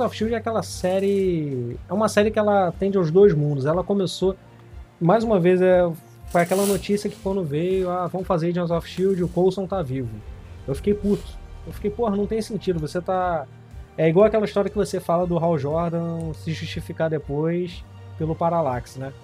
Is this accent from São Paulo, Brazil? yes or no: no; Rio de Janeiro, Brazil; eu sou do Rio